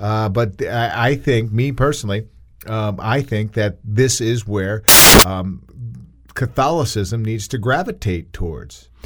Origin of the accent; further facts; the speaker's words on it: New York, United States; a kid growing up in New York